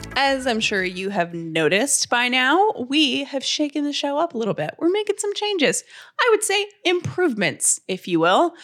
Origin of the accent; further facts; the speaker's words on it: Georgia, United States; I'm from Georgia